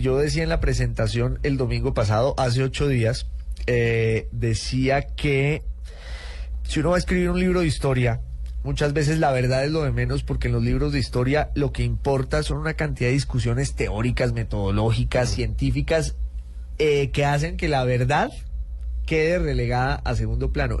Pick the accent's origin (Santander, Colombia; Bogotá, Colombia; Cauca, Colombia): Cauca, Colombia; Popayán; moved away as an adult; also born or lived in Bogotá / United Kingdom / Italy (mother's side); soy de Popayán